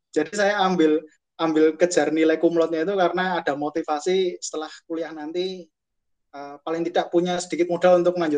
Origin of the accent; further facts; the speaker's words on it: Klaten, Central Java, Indonesia; lahir di Klaten tanggal 11 November 1992.